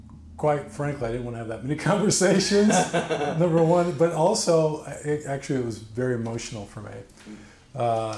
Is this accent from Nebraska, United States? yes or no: yes; Bellevue, Nebraska, United States; also born or lived in Omaha / Lincoln; Grew up in Nebraska. My dad was in the military, so I grew up in Bellevue.